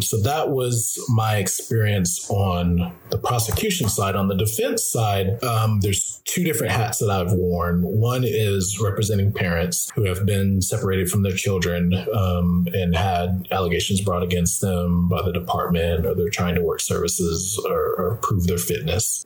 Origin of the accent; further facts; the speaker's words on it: Louisiana, United States; I'm an African American and I grew up mostly in the South, uh, particularly Louisiana